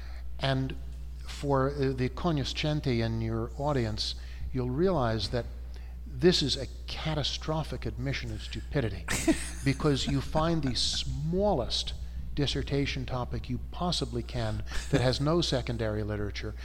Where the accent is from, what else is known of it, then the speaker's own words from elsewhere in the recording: outside of Philadelphia, Pennsylvania, United States; moved away as an adult; now in Portland, United States; I was raised outside of Philadelphia from roughly, I think, 1960 or 61 to when I went off to college in 65.